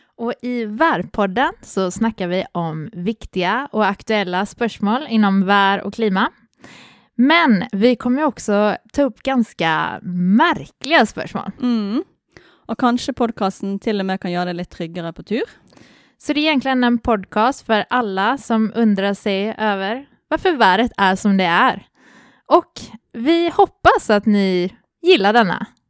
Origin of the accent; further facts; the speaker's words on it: Gothenburg, Västra Götaland, Sweden; moved away as an adult; now in Norway; jag kommer från Göteborg, men jag har bott i Norge i eh, allt som allt i tre och ett halvt år